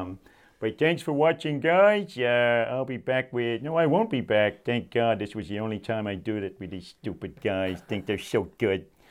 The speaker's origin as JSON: {"language": "English", "country": "United States", "said": "being an American"}